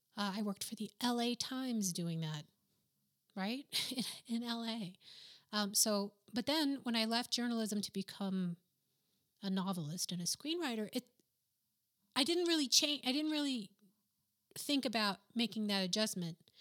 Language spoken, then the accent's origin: English; New Mexico, United States; first language English; moved away as an adult; also born or lived in Boston / New York; I'm from New Mexico, where professionals really don't did, or didn't dress all that great.